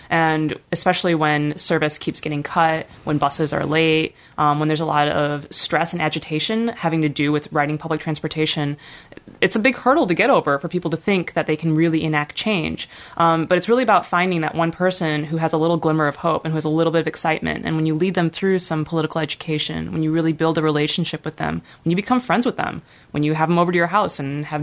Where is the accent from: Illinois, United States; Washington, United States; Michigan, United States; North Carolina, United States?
Illinois, United States; Chicago; also born or lived in Hong Kong; now in Portland, United States; I was born and raised in Chicago, Illinois, in the inner city